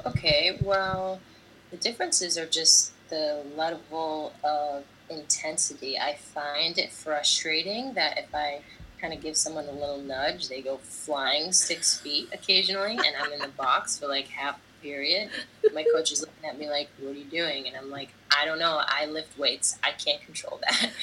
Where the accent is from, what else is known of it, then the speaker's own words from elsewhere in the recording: United States; moved away as an adult; now in Italy; Sono americana, I'm American.